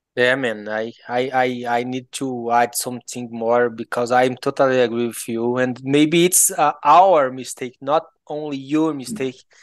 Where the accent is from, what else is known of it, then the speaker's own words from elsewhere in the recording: Goiás, Brazil; accent: Goiano; English is a second language; I'm from Goiás, uh, I, I was born in Brazil, My my family is from Goiás